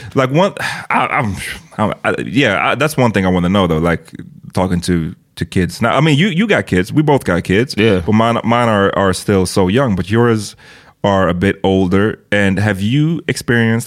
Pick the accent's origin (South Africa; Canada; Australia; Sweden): Sweden; I'm born in Sweden.